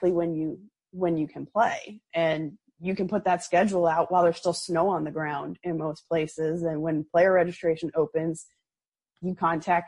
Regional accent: Illinois, United States; where I grew up in Illinois

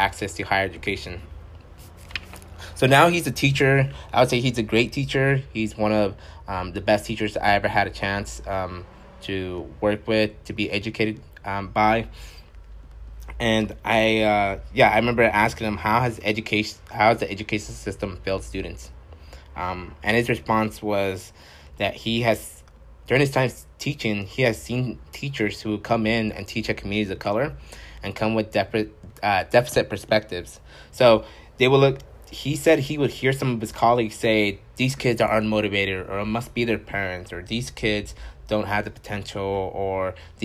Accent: Santa Maria, California, United States; I'm a Santa Maria native too

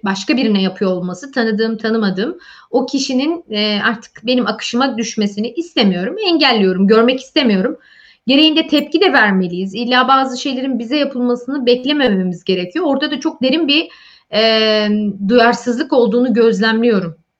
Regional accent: Malatya, Turkey; born or raised there; first language Turkish

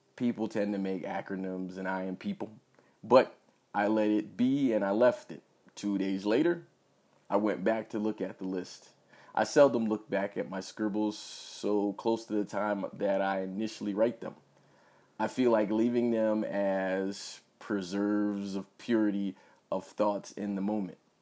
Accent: United States; I'm an American

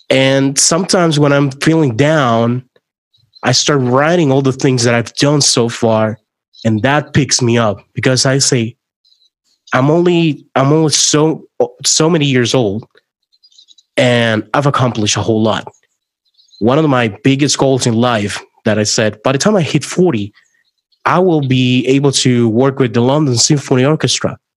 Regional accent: Puerto Rico; English is a second language; moved away; I moved from Puerto Rico to Orlando, Florida. Um, I actually thought I was fully bilingual at that point in time

